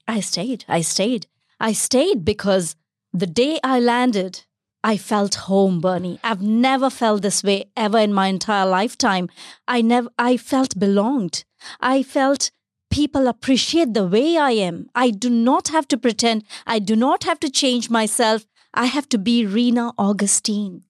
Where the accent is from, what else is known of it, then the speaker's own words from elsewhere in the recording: Bharuch, Gujarat, India; moved away as an adult; also born or lived in Chennai, India; now in Australia; I was brought up in the western part of India a state called Gujarat and a small city called Bharuch